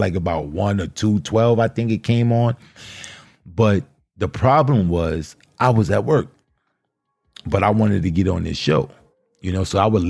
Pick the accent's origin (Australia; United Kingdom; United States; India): United States; New York; accent: New York; we're both from New York. So we both share that New York accent, that New York vernacular.